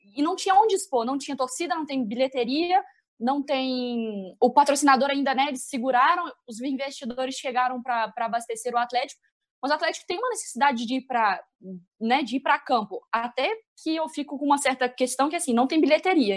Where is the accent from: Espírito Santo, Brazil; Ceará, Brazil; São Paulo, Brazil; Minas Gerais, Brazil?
Minas Gerais, Brazil; accent: mineiro; also born or lived in Belo Horizonte; E meu sotaque tá muito mineirense. Se vocês não entenderem, é porque eu estou em BH